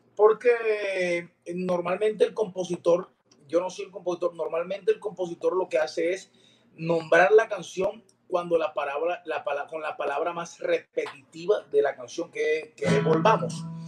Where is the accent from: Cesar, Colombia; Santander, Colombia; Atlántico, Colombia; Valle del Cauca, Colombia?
Cesar, Colombia; Valledupar; llegaba a Edupar, mi tierra, y un abrazo, un beso a mi mamá y saludar a mis amigos en el valle